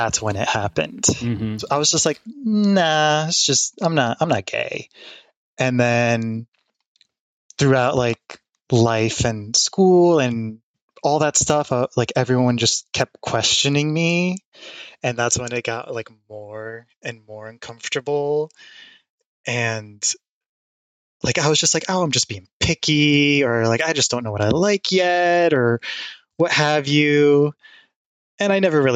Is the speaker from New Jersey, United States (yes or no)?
yes; Jersey City, New Jersey, United States; Born and raised in Jersey City